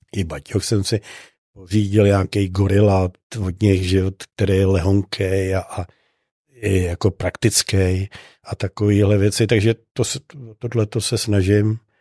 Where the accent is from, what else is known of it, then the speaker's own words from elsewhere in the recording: Czechia; ptali se mě, odkud jsem. Já jsem říkal, že z České republiky